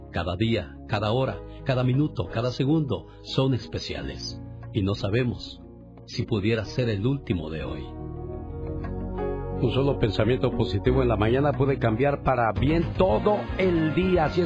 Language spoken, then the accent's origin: Spanish; Chihuahua, Mexico; moved away; Por cierto, un día salí de Chihuahua, pero Chihuahua nunca salió de mí.